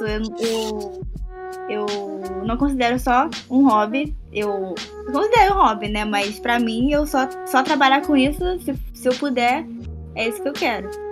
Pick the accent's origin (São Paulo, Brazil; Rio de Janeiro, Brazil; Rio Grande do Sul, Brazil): Rio de Janeiro, Brazil; Eu sou de Jacarepaguá.